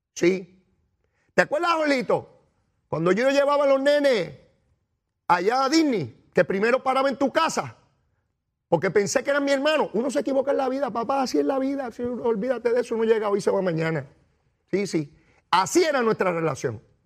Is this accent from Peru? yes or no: no; San Juan, Puerto Rico; Eso yo lo aprendí en Capetillo, en Río Piedra, de donde yo vengo